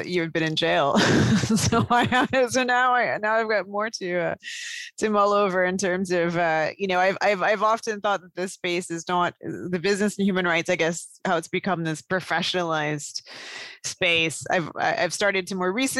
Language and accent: English; Canada; a child of Indian immigrants growing up in Canada.